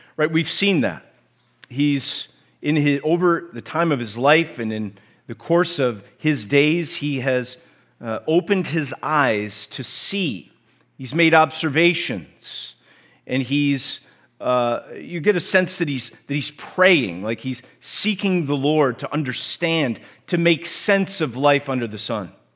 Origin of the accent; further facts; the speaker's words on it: United States; accent: American; my American accent